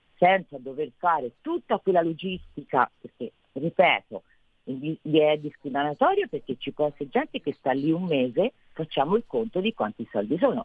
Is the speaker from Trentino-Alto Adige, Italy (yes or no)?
no; Tuscany, Italy; sono toscana